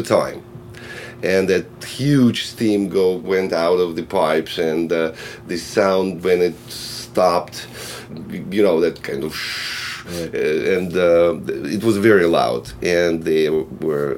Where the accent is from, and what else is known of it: Russia; born or raised there; English is a second language; moved away as an adult